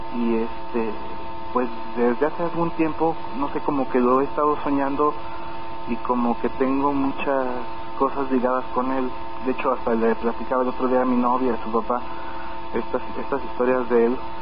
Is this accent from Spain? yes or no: no; Mexico City, Mexico; moved away; Yo vengo de la Ciudad de México, yo viví en la Ciudad de México 17 años.